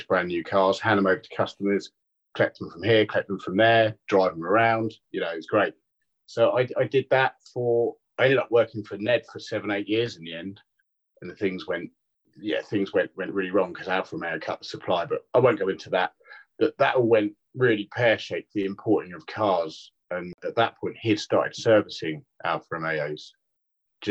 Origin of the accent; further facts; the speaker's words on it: Tring, East of England, United Kingdom; moved away as an adult; now in Bournemouth, United Kingdom; I grew up in Tring